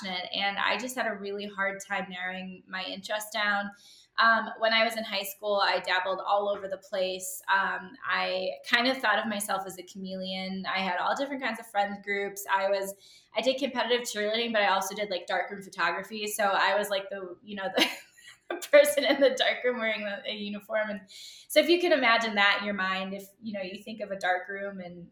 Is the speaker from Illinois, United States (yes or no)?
yes; Chicago, Illinois, United States; moved away as an adult; now in Golden, United States; my husband and I actually just relocated from Chicago, where I am born and raised in the Chicagoland area, to Colorado. And we live in Golden, Colorado now.